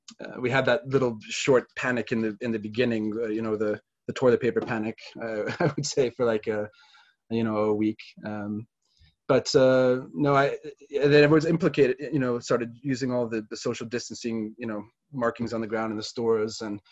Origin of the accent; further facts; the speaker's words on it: United States; moved away as an adult; now in Gothenburg, Sweden; I'm American originally. I'm a dual citizen now, but I've lived here since about 2005.